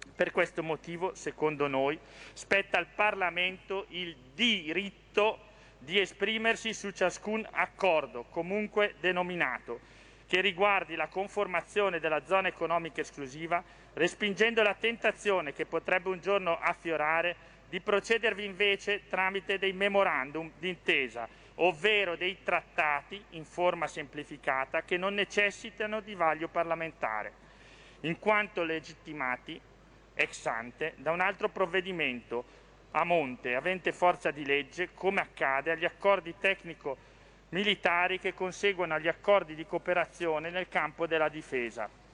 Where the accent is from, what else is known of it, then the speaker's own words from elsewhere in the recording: Lombardy, Italy; Io sono lombardo